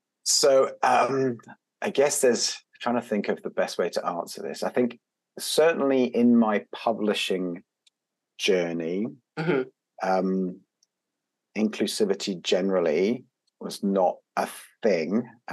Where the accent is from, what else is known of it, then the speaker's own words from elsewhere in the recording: Belgium; but I grew up, I didn't grow up in the UK. I grew up in Belgium, and I grew up in an international environment. So my mother's French. Mm-hmm. My father's British